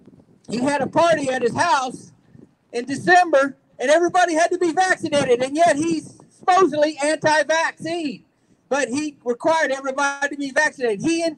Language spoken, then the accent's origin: English; Texas, United States; Donald Trump, I'm from Texas. I voted for Donald Trump. I worked for his campaign.